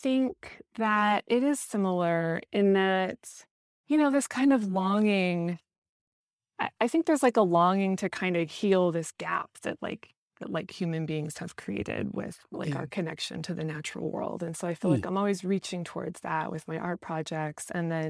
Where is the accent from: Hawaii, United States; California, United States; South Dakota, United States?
South Dakota, United States; my experience of the surroundings where I was raised in South Dakota. It's like the part of South Dakota where I grew up, it's like very flat and you have this like immense view of the night sky.